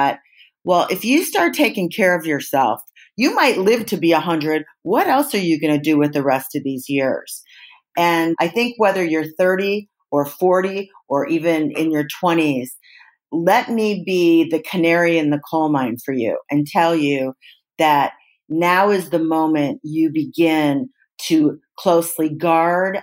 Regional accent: Midwest, United States; the way I was raised in the Midwest

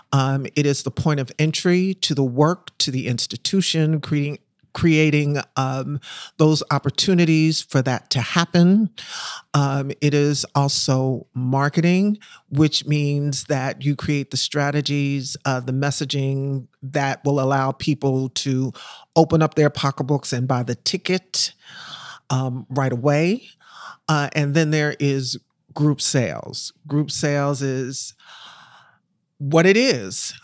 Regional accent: Philadelphia, Pennsylvania, United States; moved away as an adult; also born or lived in Harlem, New York / Brooklyn, New York; I'm from Philadelphia. I was born and raised in Philly. I'm still a Philly girl.

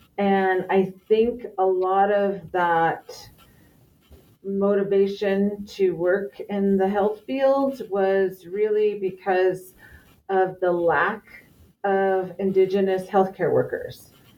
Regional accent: Los Angeles, California, United States; moved away; also born or lived in Navajo Nation; I was raised in the LA area and have moved back closer to my Navajo homeland.

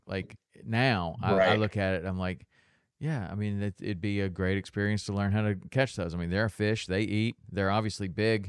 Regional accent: Tennessee, United States; now in Florida Keys, United States; I grew up in Tennessee catching largemouth bass

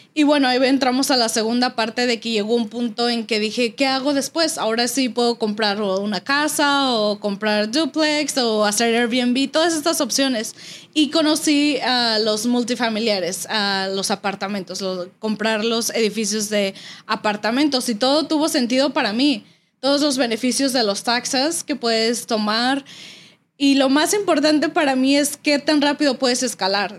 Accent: Toluca, State of Mexico, Mexico; now in United States; nosotros somos del Estado de México, de Toluca.

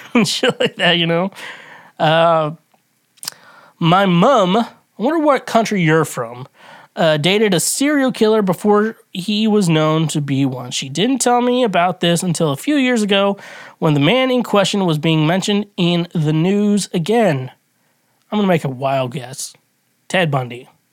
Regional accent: United States; as an American I grew up

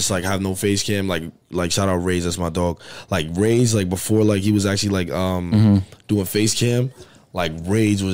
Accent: New York, United States; I'm from New York

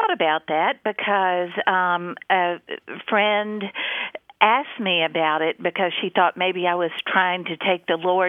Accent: New Orleans, Louisiana, United States; now in Hattiesburg, United States; And I grew up in New Orleans

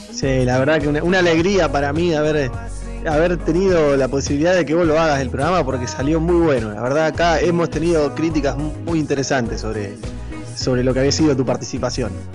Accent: Argentina; also born or lived in Chivilcoy, Buenos Aires Province, Argentina; En la ciudad de Chivilcoy, en la provincia de Buenos Aires, en mi país Argentina.

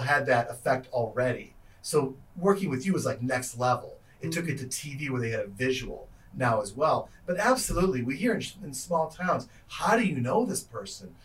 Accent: Chicago, Illinois, United States; moved away as an adult; also born or lived in Iowa; when I was growing in Chicago

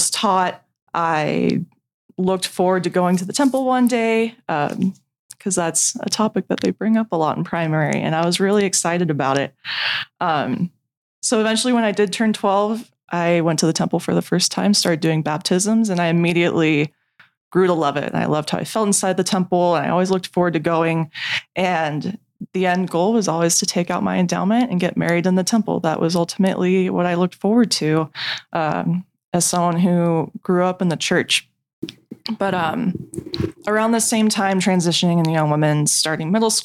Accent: Westminster, California, United States; I grew up in Orange County, California. I am from a city called Westminster

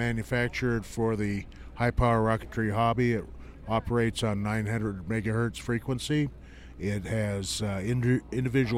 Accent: Fresno, California, United States; I'm from Fresno, California

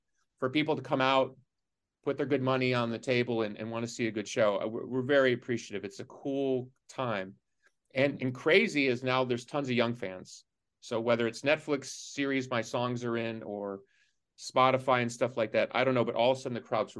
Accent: Chicago, Illinois, United States; I'm from Chicago

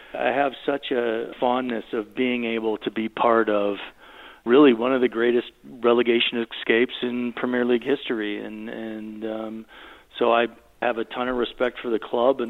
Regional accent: United States; I'm American.

